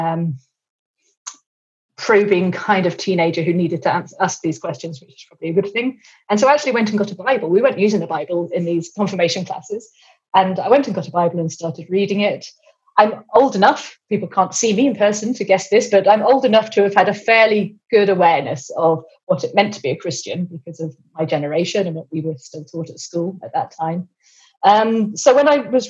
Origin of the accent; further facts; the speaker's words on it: England, United Kingdom; also born or lived in Cambridge; you probably tell that I'm English